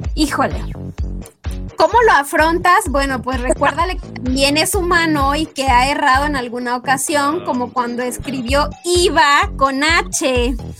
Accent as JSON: {"language": "Spanish", "country": "Mexico", "said": "somos las mexicanas"}